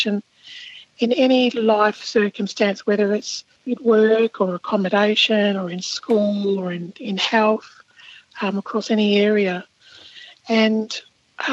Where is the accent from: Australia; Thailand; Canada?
Australia; South Australia; When I was growing up in South Australia, I actually was working for they call them a central agency.